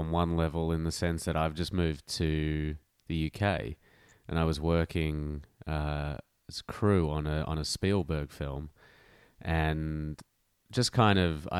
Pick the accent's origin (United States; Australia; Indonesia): Australia; Melbourne, Victoria; born or raised there